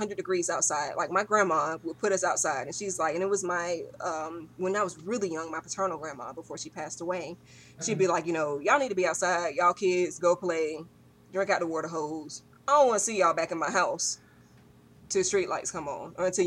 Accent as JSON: {"language": "English", "town": "Roanoke Rapids", "region": "North Carolina", "country": "United States", "tie": "born or raised there", "said": "My hometown is Roanoke Rapids, North Carolina."}